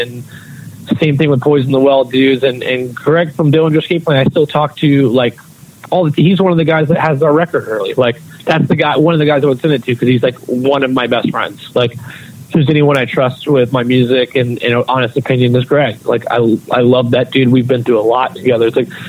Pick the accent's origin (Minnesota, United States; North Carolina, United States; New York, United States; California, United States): North Carolina, United States; I never really fit in anywhere because of probably where I went to school and growing up in North Carolina and all that shit.